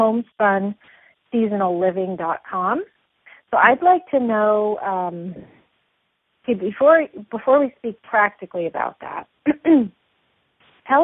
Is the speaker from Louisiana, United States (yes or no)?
no; Montana, United States; having grown up there myself